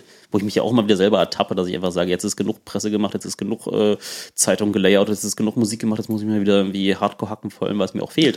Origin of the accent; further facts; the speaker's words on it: East Germany, Germany; ich komme auch aus dem Osten